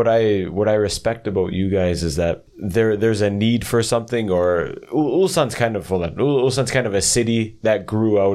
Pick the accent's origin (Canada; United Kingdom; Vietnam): Canada; moved away as an adult; now in South Korea; I grew up in a city in Canada